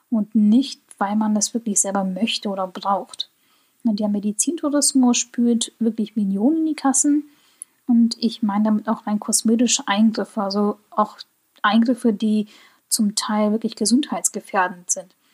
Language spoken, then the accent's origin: German; Germany; also ich spreche Koreanisch mit einem sehr, sehr starken deutschen Akzent.